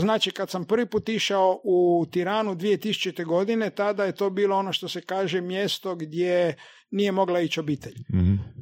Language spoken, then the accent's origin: Croatian; Zagreb, City of Zagreb, Croatia; Zato jer, prvom redu je to moj rodni grad